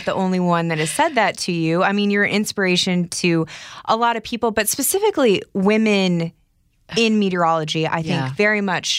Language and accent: English; San Antonio, Texas, United States; born there; also born or lived in England; So I was born in San Antonio, Texas, moved to England because my dad is a retired colonel in the Air Force.